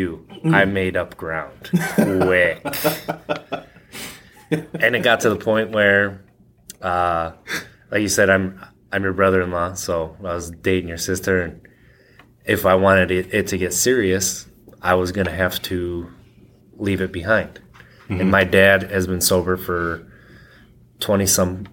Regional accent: Wisconsin, United States; I grew up in Wisconsin

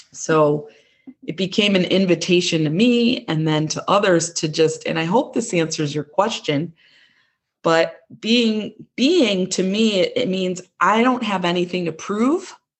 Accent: Chicago, Illinois, United States; accent: Midwestern; I was born and raised in, in a suburb of Chicago, Illinois. You can kind of hear my Midwestern accent

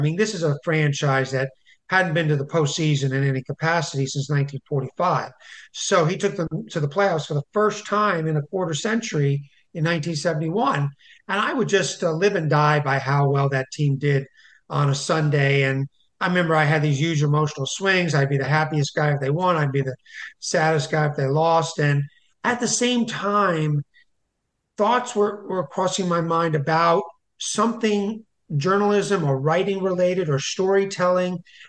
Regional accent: Montgomery County, Maryland, United States; I'm from Montgomery County, Maryland.

